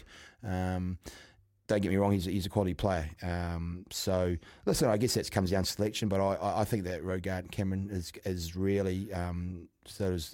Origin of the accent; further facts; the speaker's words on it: Auckland, New Zealand; born and bred in Auckland, but North Harbour